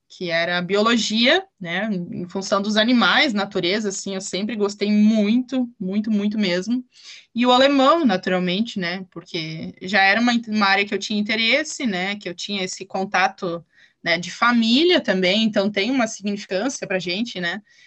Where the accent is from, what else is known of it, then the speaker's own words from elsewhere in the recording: Ivoti, Rio Grande do Sul, Brazil; eu sou aqui de Voti, eu nasci e moro aqui em Voti